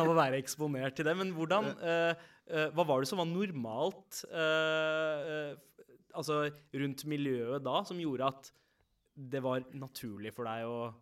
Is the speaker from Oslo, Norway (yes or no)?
yes; Oslo, Norway; alle vi fire vi har vokst opp uh, på Søndre Nordstrand